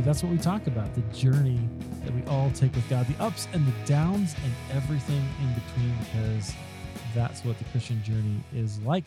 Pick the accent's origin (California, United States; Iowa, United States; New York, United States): Iowa, United States; I'm from Iowa